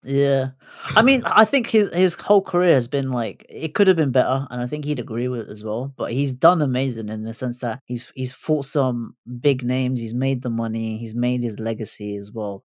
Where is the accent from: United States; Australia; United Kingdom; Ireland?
United Kingdom; as a British Asian